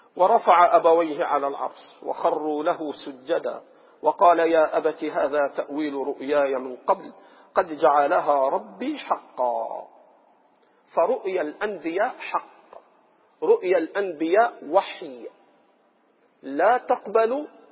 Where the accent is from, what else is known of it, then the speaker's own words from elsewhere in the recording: Egypt; إخواننا المصريين وأنا منهم